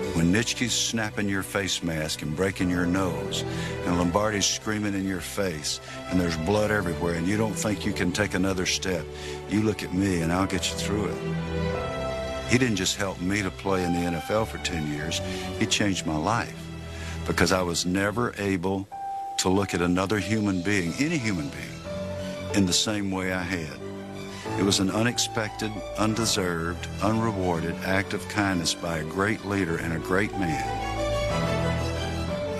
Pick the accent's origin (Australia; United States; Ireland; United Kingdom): United States; College Park, Georgia; accent: Southern; moved away as an adult; I was from College Park, Georgia